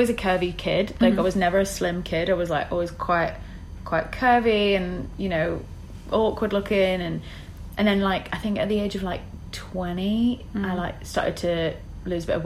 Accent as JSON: {"language": "English", "town": "Southport", "region": "North West England", "country": "United Kingdom", "tie": "born or raised there", "moved": "as an adult", "lives_now": "London, United Kingdom", "said": "I just knew that I wanted to get out of my hometown. I didn't want to be in the Northwest forever"}